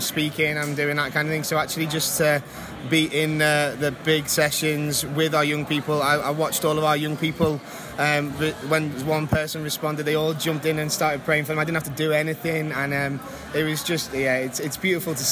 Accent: Wirral, North West England, United Kingdom; From Wirral, which is a little bit right next to Liverpool.

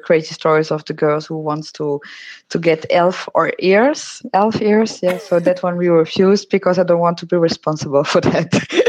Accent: Netherlands; I'm from the Netherlands.

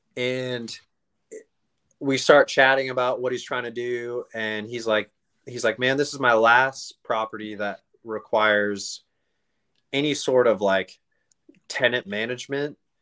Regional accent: Oregon, United States; born and raised in Oregon

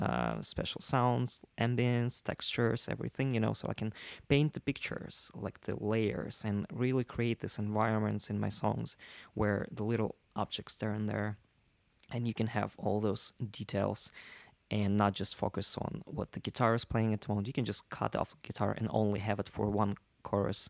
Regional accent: Russia; English is a second language; moved away as an adult; also born or lived in Soviet Union; now in New York, United States; I grew up in Russia

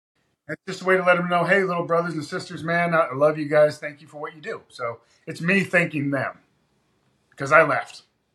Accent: Ashland, Kentucky, United States; also born or lived in Washington / Michigan / New York; I wasn't born in Kentucky, all right? I was born in Washington. He was in the Secret Service. I lived in Michigan, young part of my life, New York. Then I was in Ashland, Kentucky, from like middle school all the way up until I graduated

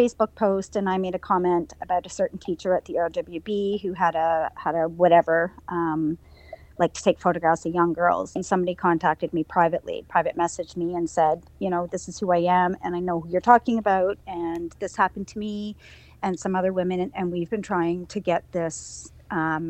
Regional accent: Winnipeg, Manitoba, Canada; also born or lived in Halifax, Nova Scotia; I moved to Winnipeg from Halifax when I was 9 or 10

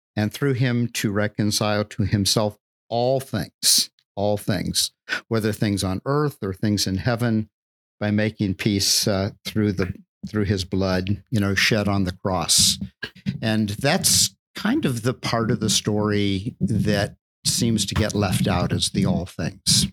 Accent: Deep South, United States; the culture that I grew up in in the Deep South

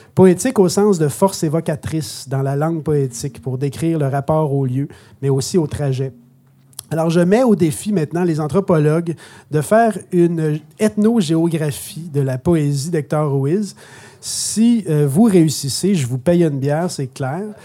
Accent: Montreal, Quebec, Canada; moved away as an adult; now in Outaouais, Canada; je suis de Montréal.

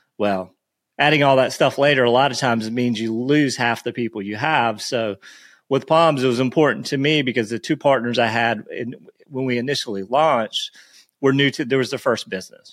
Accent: Myrtle Beach, South Carolina, United States; I grew up, so I grew up in Myrtle Beach

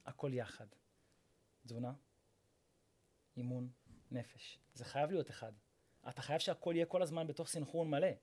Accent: Rishon LeZion, Central District, Israel; אני מראשון לציון, ואני בן 34

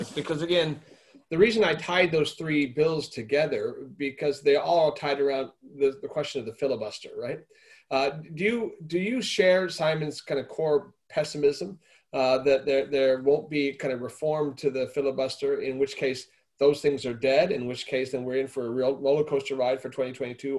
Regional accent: Arizona, United States; my home state of Arizona

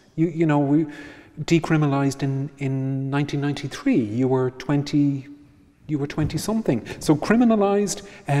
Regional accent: Ireland; growing up in Ireland as a teenager

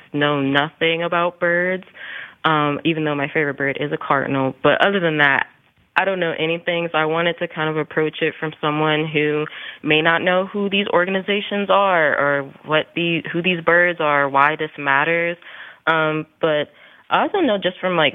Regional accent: Columbus, Ohio, United States; in my own hometown, because I'm from Columbus, Ohio

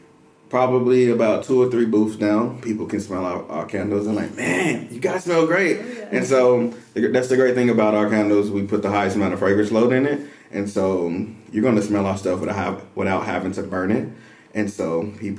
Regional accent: Dallas, Texas, United States; moved away as an adult; now in Waco, United States; I'm originally from Dallas, Texas

